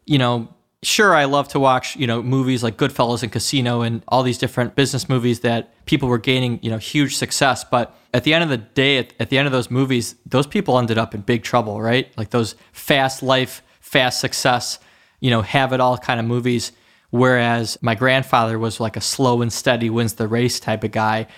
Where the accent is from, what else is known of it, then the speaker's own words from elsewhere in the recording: Oak Park, Michigan, United States; also born or lived in Detroit, Michigan; I was born in Sinai Hospital in Detroit, Michigan, and I was raised, you know, around the, um, Oak Park area, around that area. It's a suburb of Detroit